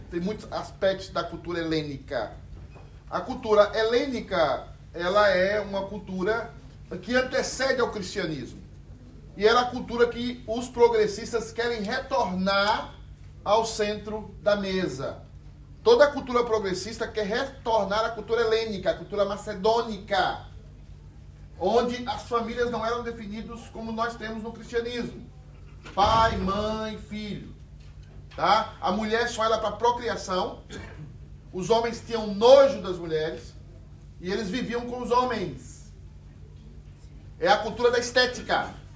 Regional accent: Brazil; a gente é brasileiro

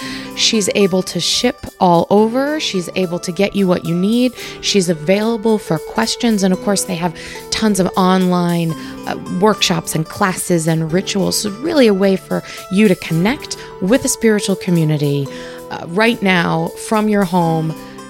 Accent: New York, United States; We must have met somewhere. I mean, we grew up in New York at the same time.

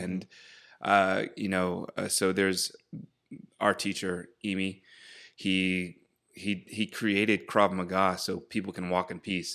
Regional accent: Baltimore, Maryland, United States; moved away as an adult; now in Los Angeles, United States; growing up in Baltimore

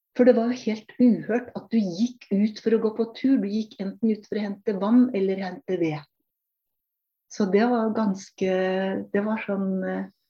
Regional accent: Norway; also born or lived in Kenya; i Norge snakker vi norsk. Det er ikke engelsk som er vårt morsmål

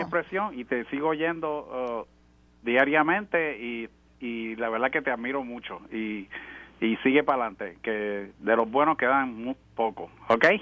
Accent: Puerto Rico; moved away as an adult; also born or lived in New Orleans, United States; now in Orlando, United States; yo me fui de Puerto Rico en el 82 y viví en Nueva Orleans y ahora estoy en Orlando

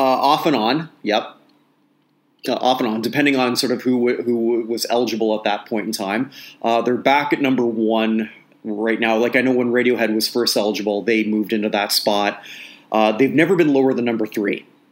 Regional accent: Toronto, Ontario, Canada; I grew up in Toronto

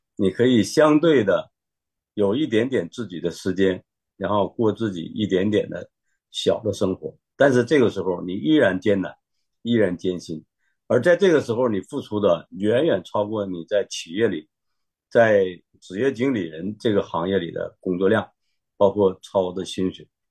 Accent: China; moved away as an adult; now in Sydney, Australia; 我在那个村里就是一个大陆人

